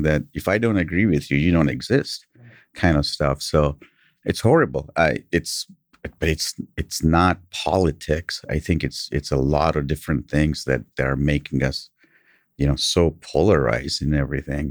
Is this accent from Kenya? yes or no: yes; Kenya; English is a second language; now in United States; I grew up in Kenya